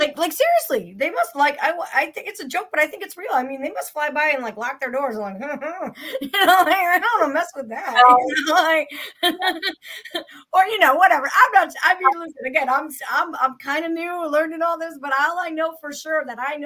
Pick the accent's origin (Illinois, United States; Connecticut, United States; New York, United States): Connecticut, United States; I'm from Connecticut